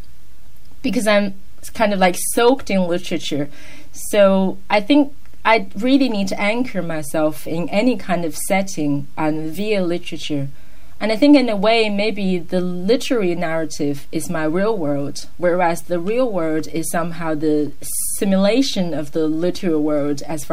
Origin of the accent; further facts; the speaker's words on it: China; English is a second language; moved away as an adult; also born or lived in Ireland; I'm from China